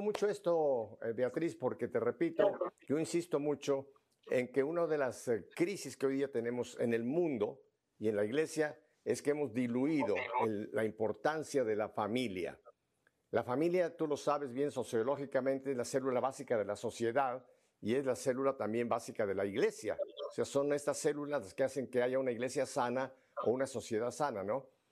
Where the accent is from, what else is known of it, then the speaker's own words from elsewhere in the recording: northern Asturias, Spain; donde yo procedo, yo procedo del norte de Asturias